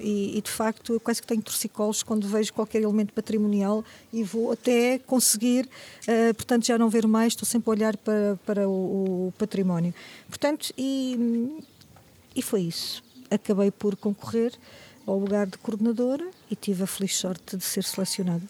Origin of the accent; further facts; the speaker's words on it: Moimenta da Beira, Norte, Portugal; also born or lived in Angola / Aveiro / Lisbon; sou de Moimenta da Beira